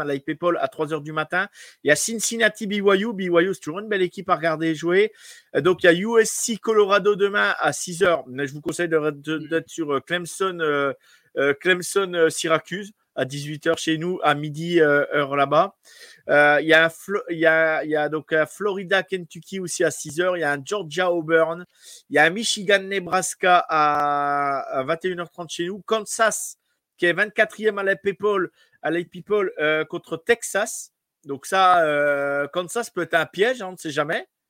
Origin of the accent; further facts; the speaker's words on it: France; chez nous en France